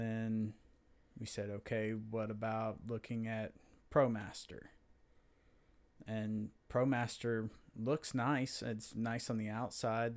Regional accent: Florida, United States; growing up in Florida, I've dealt with sand with vehicles all my life.

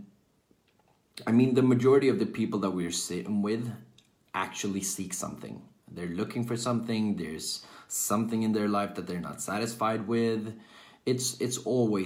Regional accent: Sweden; I'm from Sweden, born and raised in Sweden, currently living in Sweden as well.

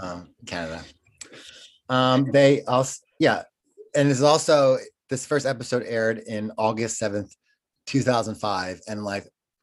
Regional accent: New Jersey, United States; moved away; also born or lived in Washington, District of Columbia, United States; we still are from Jersey. We met in DC. Scott wasn't even 20. I was like maybe 28 I think.

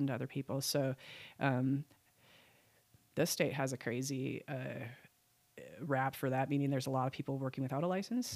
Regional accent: Wisconsin, United States; moved away; also born or lived in Oshkosh, Wisconsin; moved back to my home state, which is Wisconsin

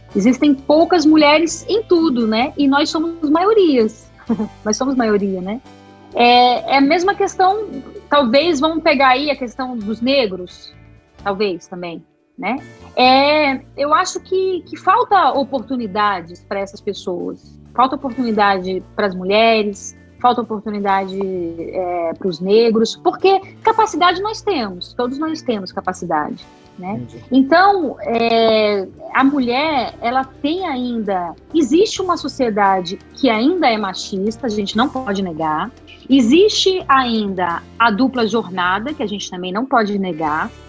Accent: Brasília, Federal District, Brazil; nasci aqui, nasci aqui em Brasília.

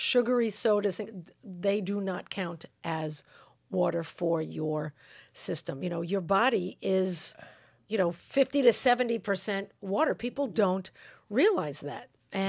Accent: New York, United States; I don't know. I'm from New York.

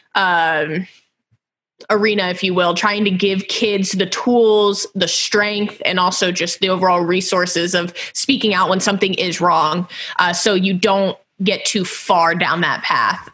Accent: Houston, Texas, United States; moved away; I'm from Houston originally

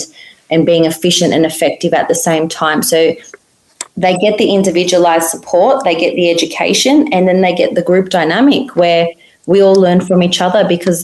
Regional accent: Australia

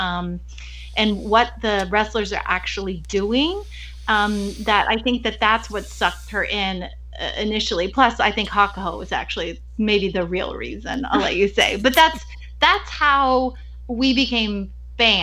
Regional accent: Texas, United States; also born or lived in Los Angeles; I moved back home to Texas from Los Angeles

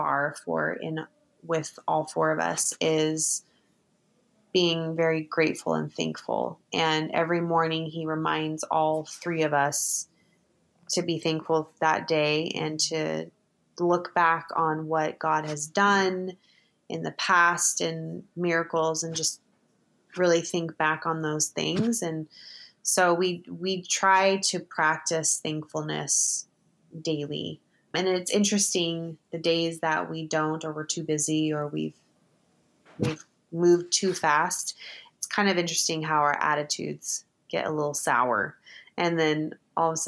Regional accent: United States; we're American

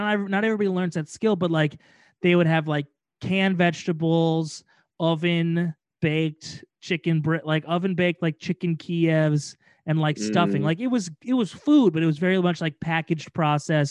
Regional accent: Midwest, United States; We're from the Midwest

